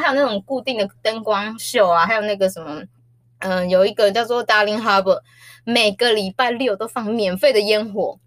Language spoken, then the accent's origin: Chinese; Taiwan; 我是台湾人